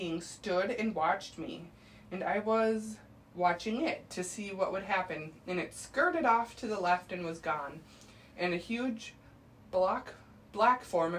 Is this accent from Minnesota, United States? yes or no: yes; Minnesota, United States; we're from Minnesota